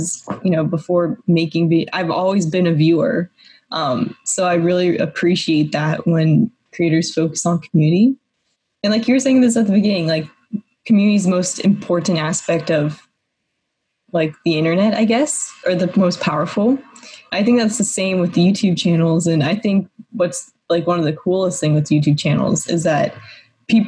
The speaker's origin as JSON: {"language": "English", "town": "Atlanta", "region": "Georgia", "country": "United States", "moved": "as an adult", "lives_now": "Los Angeles, United States", "said": "I'm from Georgia, Atlanta, and so I was living there like at home"}